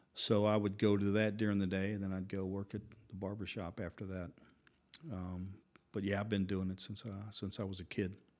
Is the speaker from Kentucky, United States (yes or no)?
yes; Louisville, Kentucky, United States; moved away as an adult; also born or lived in Atlanta; now in Prague, Czech Republic; I grew up in Kentucky, and that's where my dad's shop was.